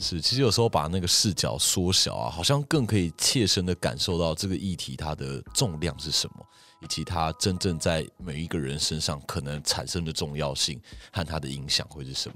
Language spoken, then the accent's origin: Chinese; Taiwan; 我们身在这块土地上